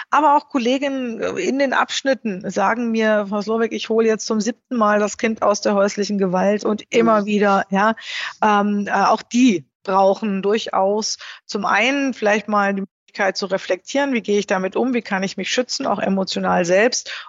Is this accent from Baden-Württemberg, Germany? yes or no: yes; Baden-Württemberg, Germany; also born or lived in Berlin; Ich bin allerdings ähm, aufgewachsen am Bodensee.